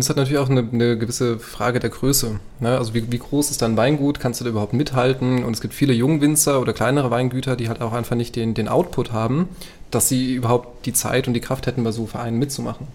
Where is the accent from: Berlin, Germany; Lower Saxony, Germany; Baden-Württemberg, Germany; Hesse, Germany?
Hesse, Germany; Rheingau; Bei mir in der Heimat